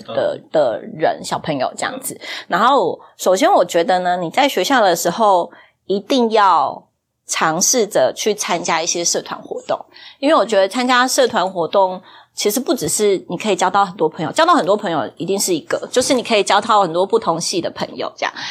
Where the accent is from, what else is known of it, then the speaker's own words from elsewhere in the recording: Yunlin County, Taiwan; 本人台语其实没有很好，虽然我是，我是云林人，但是我的台语没，没啥认得